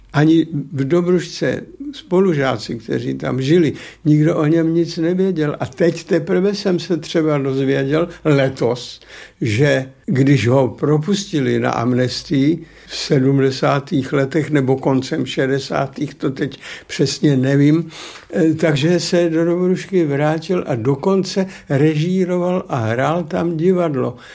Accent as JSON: {"language": "Czech", "town": "Opočno", "region": "Hradec Králové Region", "country": "Czechia", "tie": "born or raised there", "moved": "yes", "said": "jsem už jako kluk už jako student v Opočně mezi ochotníky zalezl"}